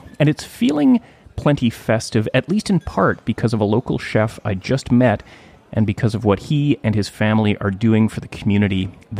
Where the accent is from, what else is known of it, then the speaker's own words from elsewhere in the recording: Gibsons, British Columbia, Canada; my hometown of Gibsons, BC.